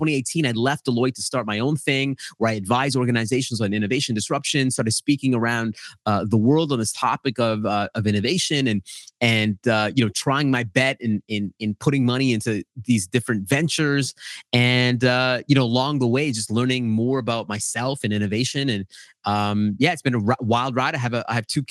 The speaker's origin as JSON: {"language": "English", "town": "Edmonton", "region": "Alberta", "country": "Canada", "tie": "born or raised there", "said": "my brother and I were born in a place called Edmonton, Alberta, Canada."}